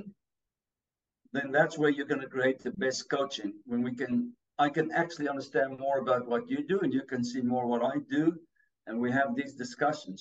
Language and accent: English; South Africa; accent: a little bit of Africa; English is a second language; moved away; I'm from South Africa